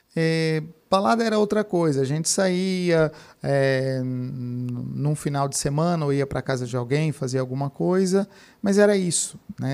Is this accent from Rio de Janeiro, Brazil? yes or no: no; Franca, São Paulo, Brazil; also born or lived in Piracicaba; eu sou natural de Franca, ah. Cidade de Franca, cidade do calçado